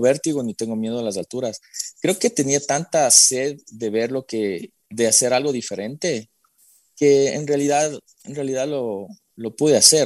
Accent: Quito, Pichincha, Ecuador; moved away; soy nacido en Quito, eh, vengo de una familia bastante tradicionalista

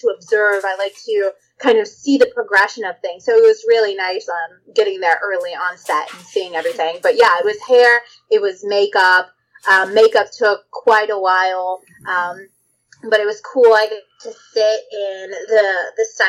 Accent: Texas, United States; I'm from Texas. I'm from the deep South.

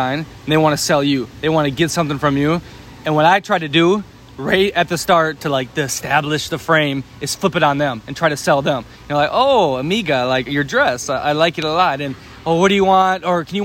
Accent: United States; we're a really friendly country

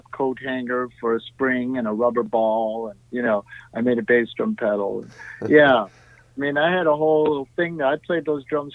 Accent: Niagara Falls, New York, United States; I grew up in Niagara Falls

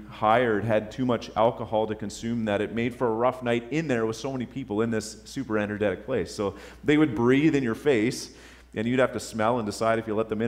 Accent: Topping, Virginia, United States; Anyhow, growing up in Topping, uh, I had not been exposed to some of the things I was exposed to at Joe's place.

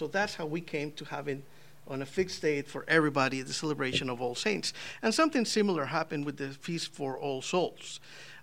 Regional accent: Costa Rica; moved away; I'm from Costa Rica

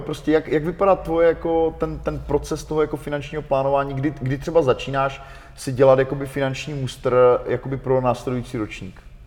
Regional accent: Ostrava, Moravian-Silesian Region, Czechia; jsem z Ostravy

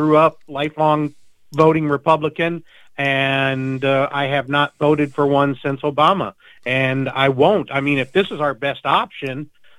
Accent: Virginia, United States; I've got a friend I grew up with in Virginia

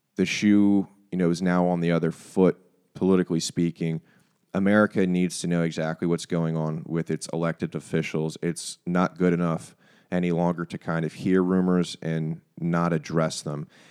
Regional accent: United States; as an American population

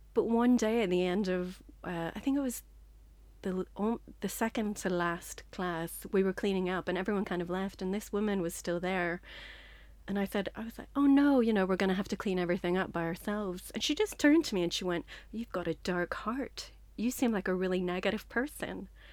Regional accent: Northern Ireland, United Kingdom; moved away as an adult; also born or lived in Liverpool; now in London, United Kingdom; I'm from Northern Ireland

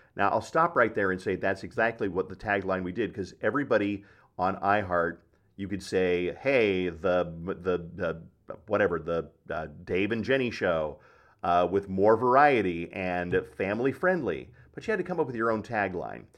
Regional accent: Black Forest, Colorado, United States; I'm a kid from Black Forest, Colorado, who growing up traveled in a Volkswagen

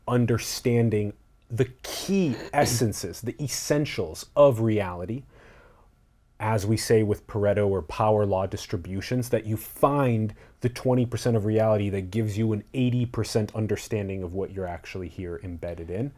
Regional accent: United States; how I was born and how I was grown up, like, here in the United States

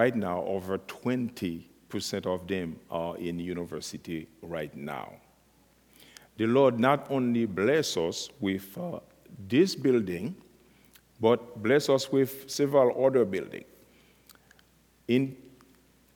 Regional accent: Haiti; I was born in Haiti and raised from a Christian family

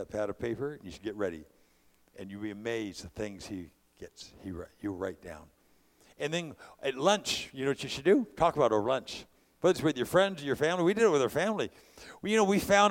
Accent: California, United States; I'm a California guy

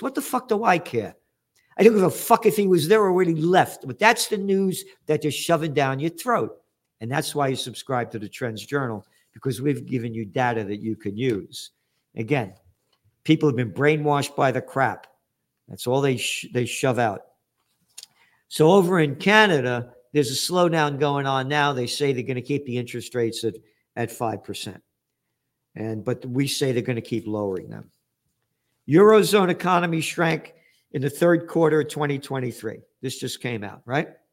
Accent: United States; as an American

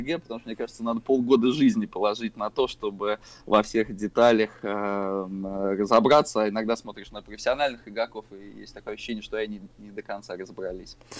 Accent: Saratov, Saratov Oblast, Russia; мы ходили после школы э, в городе Саратове на набережную космонавтов, и там был а, киберклуб

